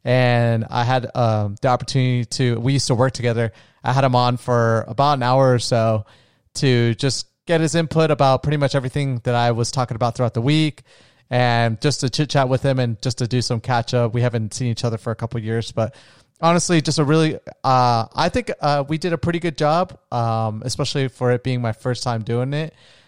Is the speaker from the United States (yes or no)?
yes; New Smyrna Beach, Florida, United States; now in Las Vegas, United States; I live in Las Vegas now. I'm not originally from here. I'm originally from Florida. And I grew up in a small retirement beach town called New Smyrna Beach, about 20 minutes south of Daytona Beach on the East Coast.